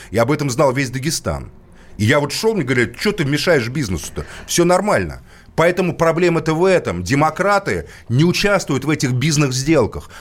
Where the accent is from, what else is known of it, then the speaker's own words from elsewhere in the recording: Moscow, Russia; как москвич